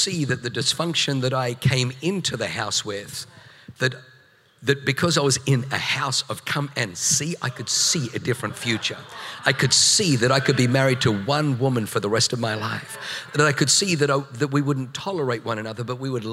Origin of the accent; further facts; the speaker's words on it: Australia; moved away as an adult; also born or lived in New Zealand; now in San Diego, United States; I come from Australia. We spent 7 years in New Zealand